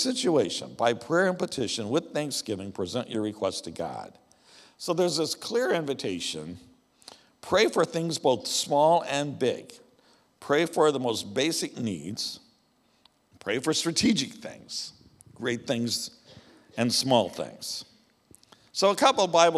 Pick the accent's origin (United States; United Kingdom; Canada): United States; the American West; I grew up in the American West, where the ranchers were